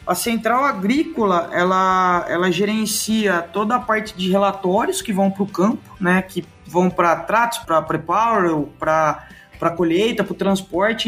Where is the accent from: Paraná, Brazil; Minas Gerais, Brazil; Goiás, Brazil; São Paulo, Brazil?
São Paulo, Brazil; Itápolis; moved away as an adult; also born or lived in Botucatu / Horizontina / Catanduva; eu nasci em Itápolis, né, que é interior de São Paulo. É, minha família sempre morou em sítio